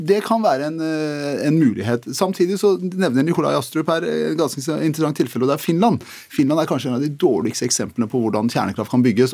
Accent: Telemark, Norway; jeg kommer fra Telemark

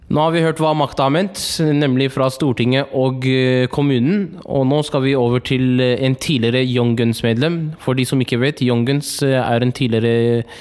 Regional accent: Oslo, Norway; hovedstaden der jeg kommer fra, Oslo

